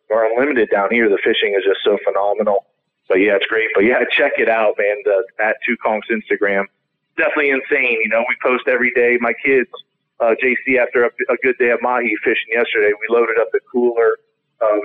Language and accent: English; Florida Keys, United States; growing up in the Keys, like how my kids, you know, who actually work for me as well on my boats, you know, but this is how we grow up.